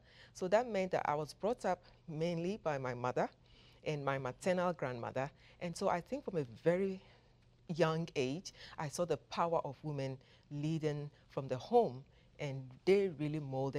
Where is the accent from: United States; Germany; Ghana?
Ghana; He was a military colonel in Ghana.